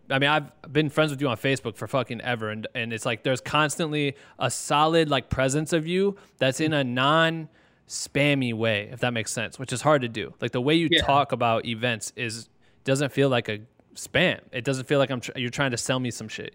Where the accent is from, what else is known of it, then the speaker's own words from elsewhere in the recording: Iowa, United States; me living, growing up in Iowa, looking up to Minnesota people in the music scene